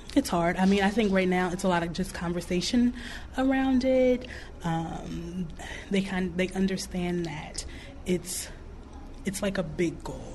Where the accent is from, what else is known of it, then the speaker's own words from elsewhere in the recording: New York, United States; now in Clarksdale, United States; I'm from New York.